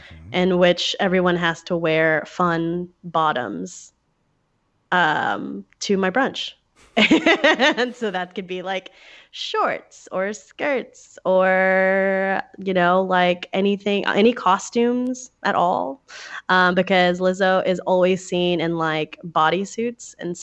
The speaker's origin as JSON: {"language": "English", "region": "Texas", "country": "United States", "tie": "born or raised there", "said": "I'm really excited for NASPA 2020 in my home state of Texas"}